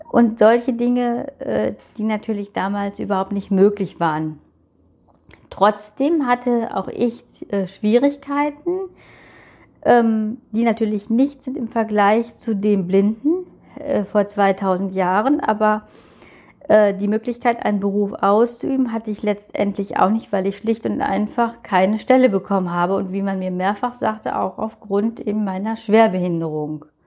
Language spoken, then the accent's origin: German; North Rhine-Westphalia, Germany; ähm, ich komme aus NRW, bin von Geburt an blind